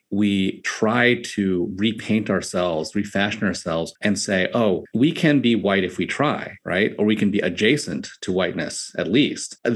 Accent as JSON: {"language": "English", "town": "New York City", "region": "New York", "country": "United States", "tie": "born or raised there", "moved": "as an adult", "lives_now": "Los Angeles, United States", "said": "growing up in Staten Island in a largely white community and experiencing Asian Americanness"}